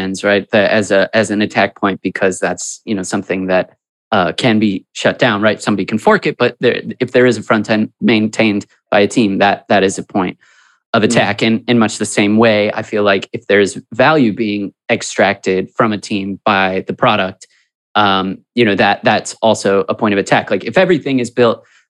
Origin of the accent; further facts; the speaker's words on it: Chicago, Illinois, United States; we're from Chicago